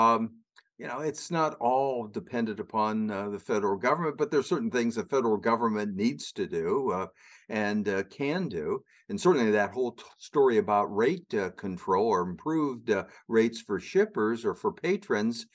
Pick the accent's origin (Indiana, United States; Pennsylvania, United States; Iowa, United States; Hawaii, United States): Iowa, United States; Southern; in my high school that in Southern Iowa, that one of the big deals was, let's go to the Quad Cities and get a job with John Deere, or maybe we'd go to a community college, but we're going to get out of my hometown